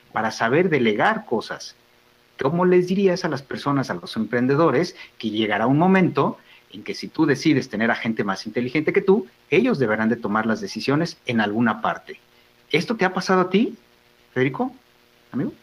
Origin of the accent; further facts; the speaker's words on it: Mexico; nos ayuda como familia, como personas, como mexicanos